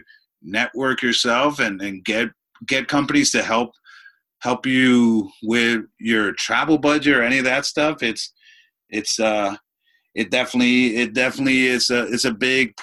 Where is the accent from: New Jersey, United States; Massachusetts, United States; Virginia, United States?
New Jersey, United States; Clifton; moved away; also born or lived in Dominican Republic; I grew up in Clifton, New Jersey